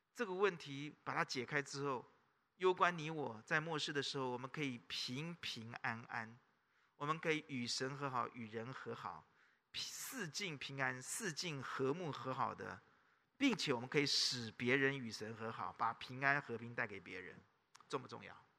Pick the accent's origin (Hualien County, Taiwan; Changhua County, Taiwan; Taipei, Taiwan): Taipei, Taiwan; 南部人都骂我们台北人叫什么？天龙，是不是？我们是天龙哎，知道吗？